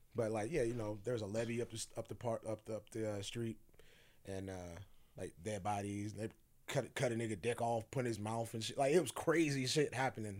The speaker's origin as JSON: {"language": "English", "town": "Sacramento", "region": "California", "country": "United States", "tie": "born or raised there", "also_born_or_lived": "Phoenix, Arizona", "moved": "yes", "said": "I grew up in the Strawberry Manors"}